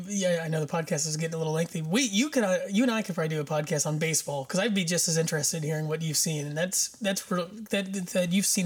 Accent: Greensburg and Batesville, Indiana, United States; We're from Greensburg and Batesville

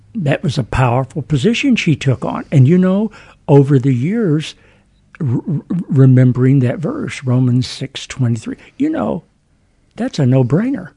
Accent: Huntington, West Virginia, United States; Huntington, Wayne County, West, West Virginia.

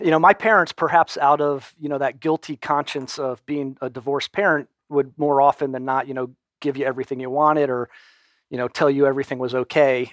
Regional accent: Storrs, Connecticut, United States; also born or lived in Wilmington, Delaware; now in Atlanta, United States; most of my elementary school and high school years were in Connecticut.

